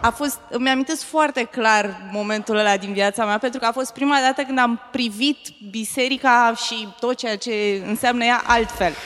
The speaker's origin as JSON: {"language": "Romanian", "town": "Râmnicu Vâlcea", "region": "Vâlcea County", "country": "Romania", "said": "Sunt din Râmnicu Vâlcea"}